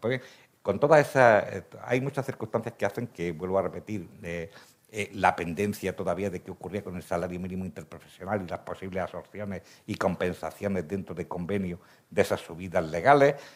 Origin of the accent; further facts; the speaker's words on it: Granada, Andalusia, Spain; soy granadino